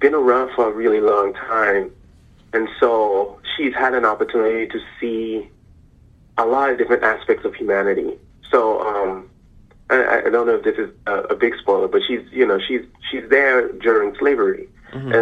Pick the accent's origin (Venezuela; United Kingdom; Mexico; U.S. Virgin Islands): U.S. Virgin Islands; moved away as an adult; also born or lived in Maryland; I grew up in the Virgin Islands